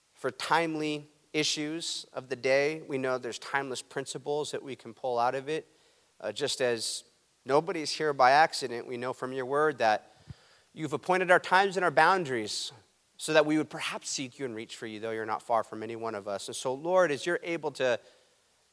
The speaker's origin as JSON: {"language": "English", "town": "Huntington Beach", "region": "California", "country": "United States", "tie": "born or raised there", "said": "I'm going to be back in my hometown, Huntington Beach, California"}